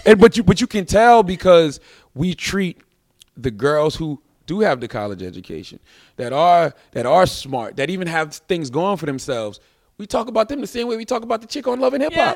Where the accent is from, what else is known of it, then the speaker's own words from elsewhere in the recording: Moncks Corner, South Carolina, United States; moved away; I'm from Monks Corner, South Carolina. I'm raised on a dirt road